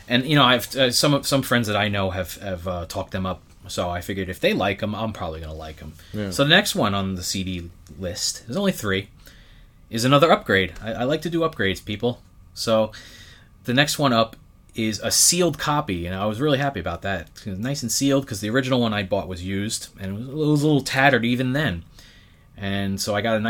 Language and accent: English; New York City, New York, United States; Growing up in Brooklyn and, you know, going to the record stores at the time, and in my neighborhood anyway